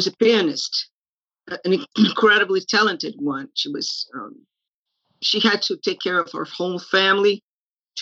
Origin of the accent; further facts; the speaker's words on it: São Paulo, Brazil; moved away; also born or lived in Gainesville; I was born in São Paulo, Brazil